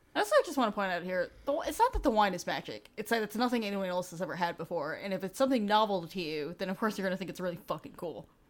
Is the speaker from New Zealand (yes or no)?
no; New York City, New York, United States; I grew up in New York, um, New York City